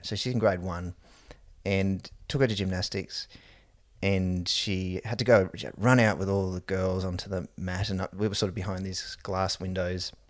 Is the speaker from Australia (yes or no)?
yes; Gold Coast, Queensland, Australia; also born or lived in Wellington, New Zealand / Lower Hutt, New Zealand; We moved to the Gold Coast from New Zealand.